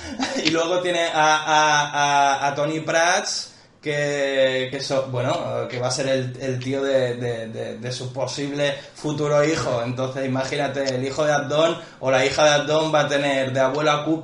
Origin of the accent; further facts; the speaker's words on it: Argentina; Yo soy argentino